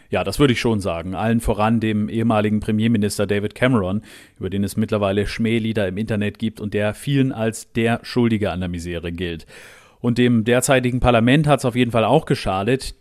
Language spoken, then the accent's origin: German; Germany; now in United Kingdom; ich als Deutscher